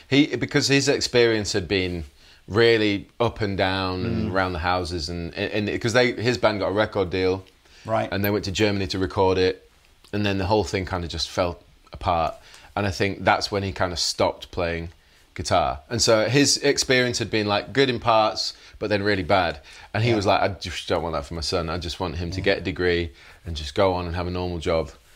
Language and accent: English; Leeds, Yorkshire and the Humber, United Kingdom; grew up in Leeds in West Yorkshire